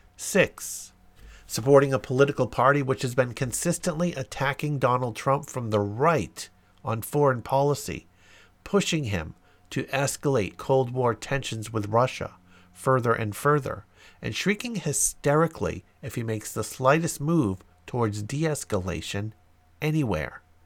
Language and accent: English; London, United Kingdom; I was born and raised in London